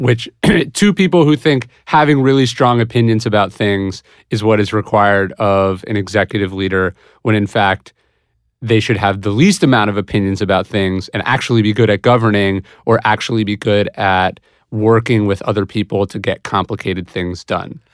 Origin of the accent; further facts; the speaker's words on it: Placer County, California, United States; I grew up in Placer County, which is one of the most conservative districts in California